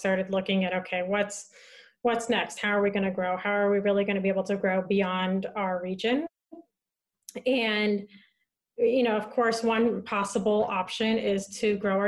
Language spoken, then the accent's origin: English; San Francisco, California, United States; moved away; also born or lived in Santa Barbara; I grew up in San Francisco. That's where I'm from originally